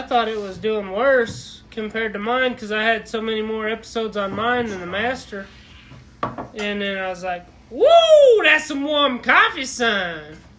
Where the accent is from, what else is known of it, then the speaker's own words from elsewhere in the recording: Oklahoma, United States; Growing up in Oklahoma, I figured they would. They gotta keep the people in that fucking state.